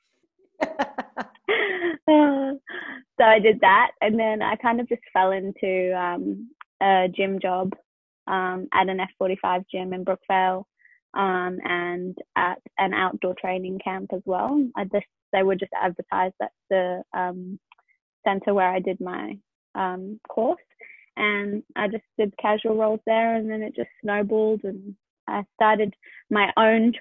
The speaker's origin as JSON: {"language": "English", "region": "England", "country": "United Kingdom", "tie": "born or raised there", "moved": "yes", "lives_now": "Sydney, Australia", "said": "I'm 30 and I live in Sydney, Australia, but I grew up in England."}